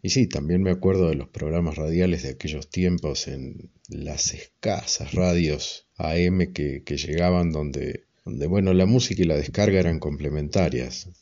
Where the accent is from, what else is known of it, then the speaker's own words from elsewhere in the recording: Ceres, Santa Fe, Argentina; now in Mendoza, Argentina; del noroeste santafesino, pero me crié en una estancia a unos 50 kilómetros, cerca de dos caseríos de no más de 100 personas, Esteban Rams y Campo Garay